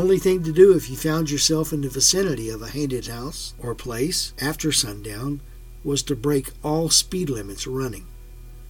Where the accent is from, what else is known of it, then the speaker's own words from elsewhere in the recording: Caldwell, Texas, United States; my hometown in a little community called Macedonia Hicks outside of Caldwell, Texas